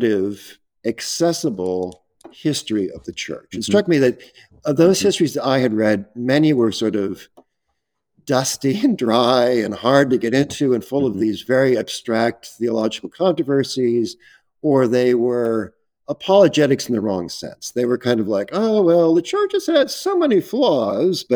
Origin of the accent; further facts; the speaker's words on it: San Diego, California, United States; I was brought up in Southern California, in San Diego